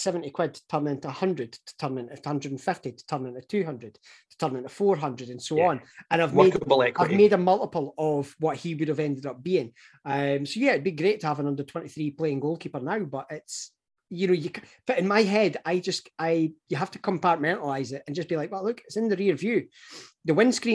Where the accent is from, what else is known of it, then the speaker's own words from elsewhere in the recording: Scotland, United Kingdom; given that we are the Scottish guys